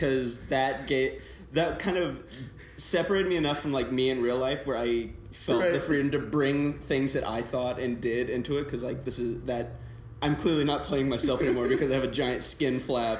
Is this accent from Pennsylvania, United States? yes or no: no; High Point, North Carolina, United States; I'm from High Point.